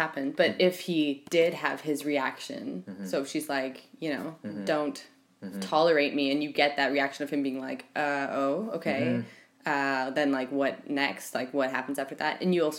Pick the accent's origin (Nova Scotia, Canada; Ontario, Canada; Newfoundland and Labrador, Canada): Ontario, Canada; Northern; I grew up in Northern Ontario that had kind of, not exactly, but a 50-50 split between Aboriginal people and white people.